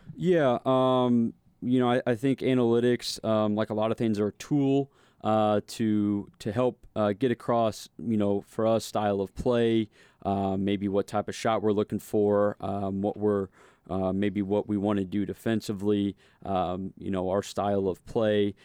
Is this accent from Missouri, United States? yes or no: yes; St. Louis, Missouri, United States; growing up in Saint Louis